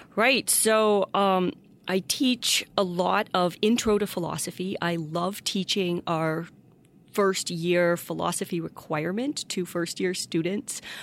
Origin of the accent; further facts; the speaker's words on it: Windsor, Ontario, Canada; moved away as an adult; also born or lived in Ypsilanti, Michigan / Washington, D.C. / Seattle / Germany; now in Notre Dame, United States; I was born in Windsor, Ontario, Canada, across from Detroit